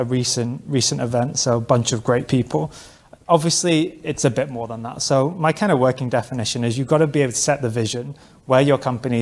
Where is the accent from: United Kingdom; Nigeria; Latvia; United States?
United Kingdom; London; I'm from London